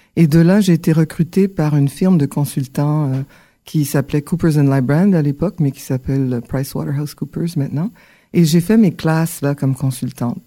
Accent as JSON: {"language": "French", "town": "Ottawa", "region": "Ontario", "country": "Canada", "tie": "born or raised there", "also_born_or_lived": "Port-au-Prince, Haiti / Montreal, Quebec", "said": "Donc, j'ai grandi, euh, au Canada. D'abord, à Ottawa, un petit peu. Ensuite, on a fait un, un bon séjour à Montréal et r, pour revenir dans la région"}